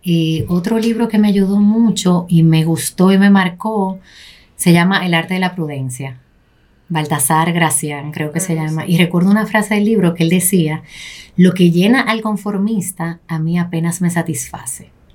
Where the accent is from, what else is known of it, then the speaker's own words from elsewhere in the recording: Santo Domingo, Distrito Nacional, Dominican Republic; also born or lived in Los Mameyes, Santo Domingo Este; nacimos en Los Mameyes, eso de aquel lado del puente, no sé si han cruzado por ahí. Me quedé ahí hasta mis seis años. Luego de eso nos fuimos a Ensanche la Fe